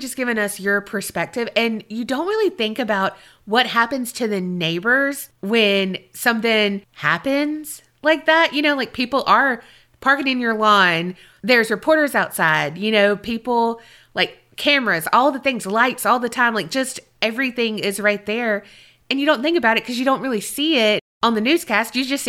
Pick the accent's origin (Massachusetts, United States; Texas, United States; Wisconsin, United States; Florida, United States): Massachusetts, United States; Blackstone; This story actually happened in my hometown of Blackstone, Massachusetts.